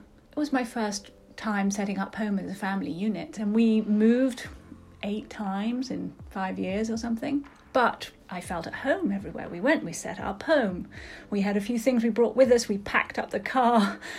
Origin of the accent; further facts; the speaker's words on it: London, United Kingdom; moved away as an adult; also born or lived in United States; I was born and brought up in London.